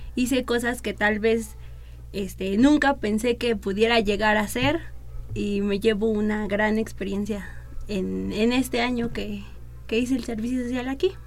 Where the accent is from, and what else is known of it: Mexico